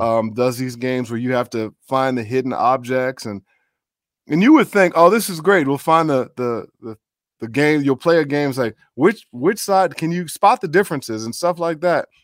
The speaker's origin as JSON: {"language": "English", "town": "Chicago", "region": "Illinois", "country": "United States", "tie": "born or raised there", "also_born_or_lived": "Minneapolis", "moved": "as an adult", "said": "My folks are from the South, but I grew up in Chicago"}